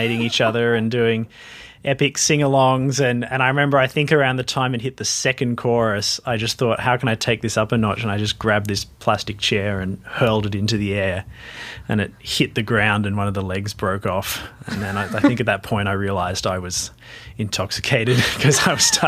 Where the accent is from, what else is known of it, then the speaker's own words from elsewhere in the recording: Sydney, New South Wales, Australia; moved away as an adult; also born or lived in Marrickville; now in Melbourne, Australia; I grew up in Glebe and moved to Marrickville